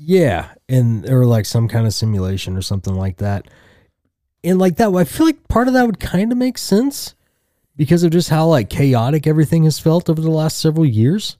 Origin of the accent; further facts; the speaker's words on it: Tulsa, Oklahoma, United States; I'm some schmuck from Tulsa